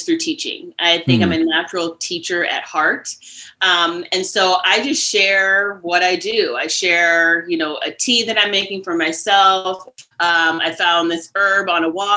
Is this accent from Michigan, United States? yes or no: no; Cleveland, Ohio, United States; also born or lived in Philadelphia / New York City; now in Catskills, United States; I grew up outside of Cleveland, Ohio